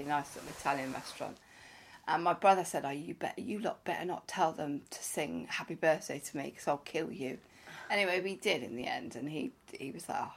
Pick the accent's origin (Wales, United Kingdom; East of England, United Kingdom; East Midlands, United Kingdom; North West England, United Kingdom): Wales, United Kingdom; I'm from Wales